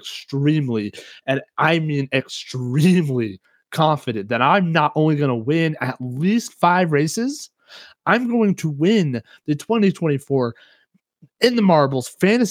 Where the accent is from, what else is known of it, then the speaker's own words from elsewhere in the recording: Kansas, United States; I'm from Kansas, dude. I'm a Southern as they come, you know.